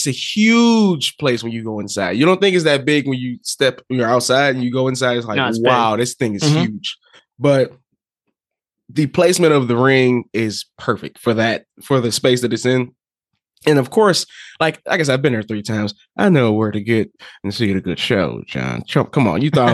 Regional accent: Detroit, Michigan, United States

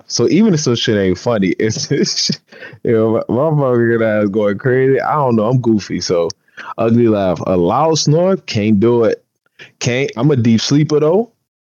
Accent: the South, United States; I'm from the South

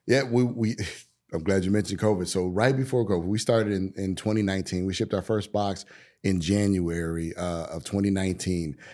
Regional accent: Chicago, Illinois, United States; moved away; I'm originally from Chicago

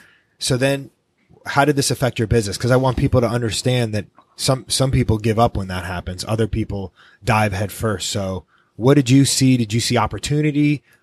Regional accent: New York, United States; being a New Yorker myself

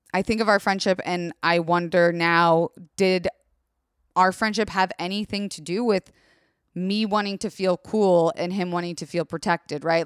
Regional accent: Tampa, Florida, United States; I grew up in Tampa, Florida, and it's a mix of country and suburbia

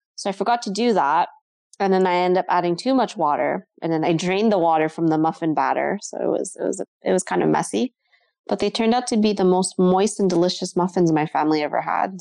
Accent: Ottawa, Ontario, Canada; I grew up in Ottawa my whole life

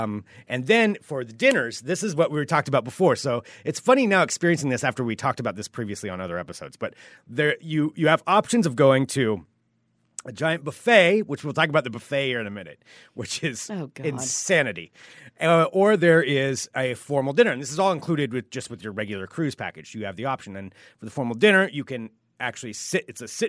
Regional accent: Pacific Northwest, United States; You know, we're from the Northwest. It didn't bother us that much.

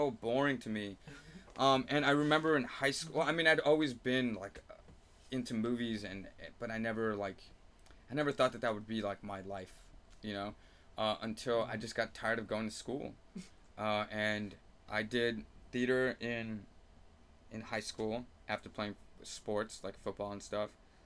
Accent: Los Angeles, California, United States; my hometown of Eagle Rock

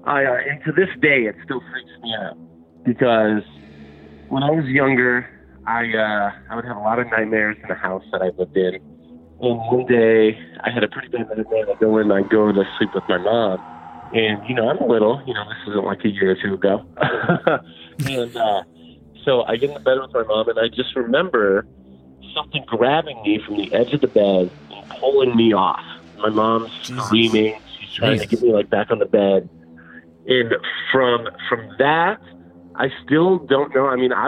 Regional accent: Las Vegas, Nevada, United States; I'm from Vegas.

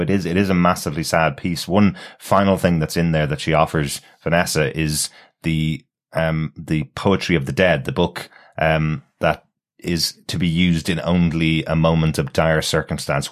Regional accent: Ireland; I'm Irish

